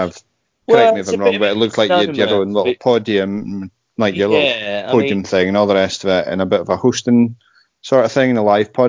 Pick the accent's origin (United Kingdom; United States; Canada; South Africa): United Kingdom; You can't be us without being British, if that makes sense.